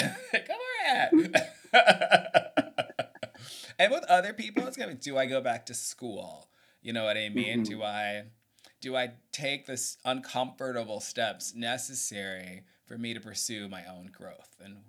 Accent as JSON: {"language": "English", "town": "Atlanta", "region": "Georgia", "country": "United States", "tie": "born or raised there", "said": "when I was growing up in Atlanta"}